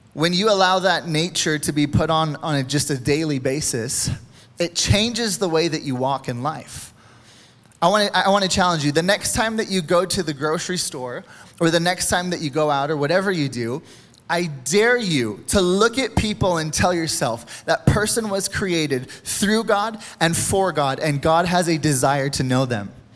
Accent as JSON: {"language": "English", "country": "United States", "said": "we as American people"}